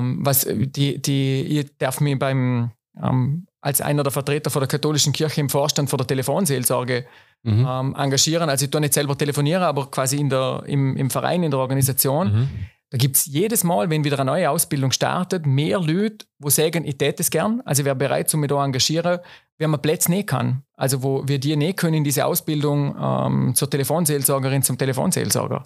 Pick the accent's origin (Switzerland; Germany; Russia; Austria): Austria; Schruns, Vorarlberg; ich bin selber noch in Schruns geboren.